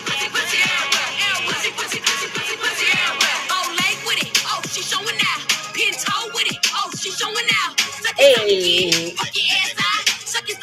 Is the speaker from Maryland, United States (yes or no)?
no; Albany, New York, United States; I am from Albany, New York